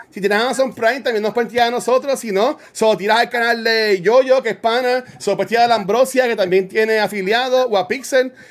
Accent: Canóvanas, Puerto Rico; soy de Canóvana. Yo, yo, soy de, yo soy de la tribu

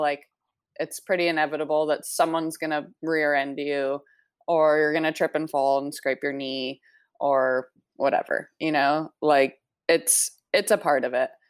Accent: Maui, Hawaii, United States; also born or lived in Canada; I grew up here on Maui. Uh, I moved here when I was nine years old

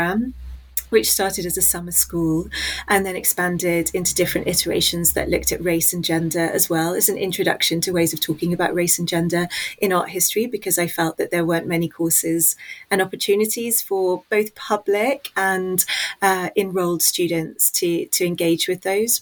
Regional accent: London, United Kingdom; I was born in West London near a central hub called Paddington. And I went to school in Hammersmith

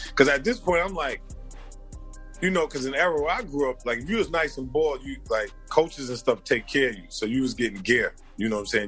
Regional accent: New York City, New York, United States; also born or lived in New Jersey; I was born in Brooklyn

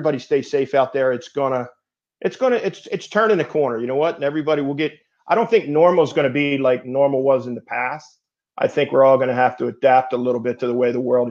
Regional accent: outside of Philadelphia, Pennsylvania, United States; I grew up outside of Philadelphia

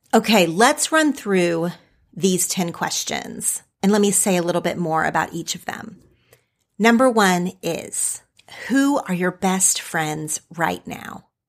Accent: Oklahoma, United States; now in California, United States; my childhood friends from growing up in Oklahoma

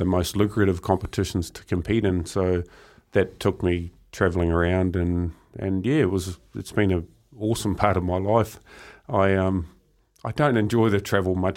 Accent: Murupara, Bay of Plenty, New Zealand; growing up in Murupara. It's quite a small town, strong logging community

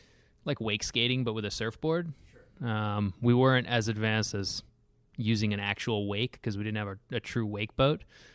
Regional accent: San Diego, California, United States; also born or lived in Seattle area, Washington; I moved around a bit. So I started off growing up in San Diego, went from San Diego to the Seattle area.

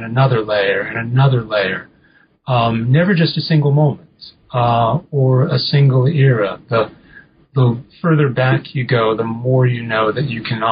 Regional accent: New England, United States; I grew up in New England and didn't go anywhere.

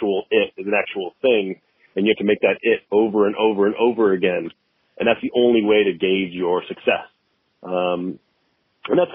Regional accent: San Diego, California, United States; also born or lived in Long Beach / Los Angeles; I grew up in San Diego, born and raised

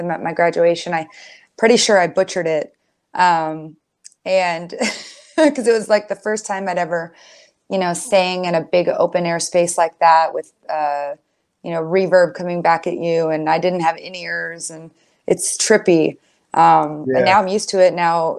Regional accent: San Diego, California, United States; I grew up in San Diego

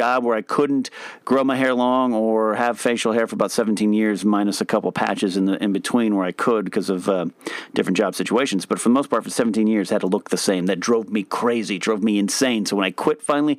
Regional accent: United States; I'm an American with a dumb American mouth

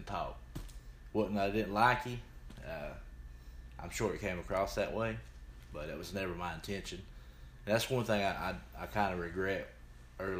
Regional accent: Dalton, Georgia, United States; I grew up in Dalton

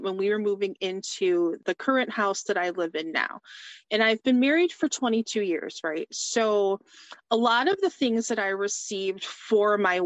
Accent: Chesterfield, Michigan, United States; I am from Chesterfield, Michigan, which is about 25 miles north of Detroit.

